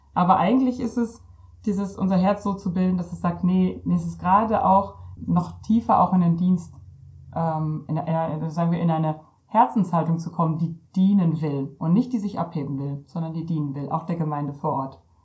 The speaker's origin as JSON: {"language": "German", "area": "Ostwestfalen-Lippe", "region": "North Rhine-Westphalia", "country": "Germany", "said": "ich komme aus Ostwestfalen-Lippe"}